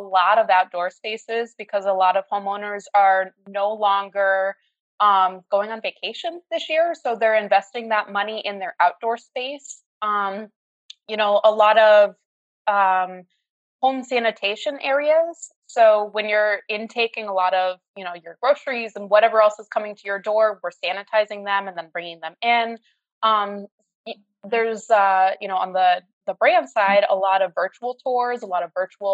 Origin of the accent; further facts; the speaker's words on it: Colchester, Vermont, United States; moved away as an adult; also born or lived in Albany, New York / Indianapolis / Louisville, Kentucky / Bronx, New York; now in Gainesville, United States; I grew up in Colchester, Vermont, just outside of Burlington. I lived in the same house until I went away to college.